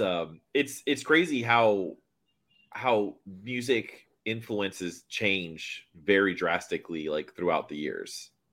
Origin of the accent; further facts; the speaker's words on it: Miami, Florida, United States; my hometown. in Miami